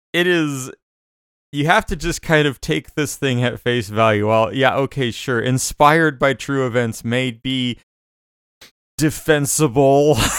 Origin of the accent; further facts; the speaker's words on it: Arizona, United States; Growing up in Arizona